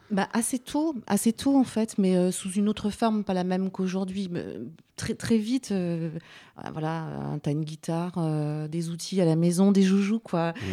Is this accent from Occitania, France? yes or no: no; Vosges, Grand Est, France; j'ai commencé dans, dans, ma ville natale, en fait, dans ma région natale, les Vosges